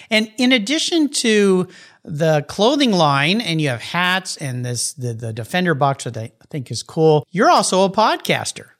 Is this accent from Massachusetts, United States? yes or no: no; San Diego, California, United States; moved away as an adult; now in Pacific Northwest, United States; I grew up in La Jolla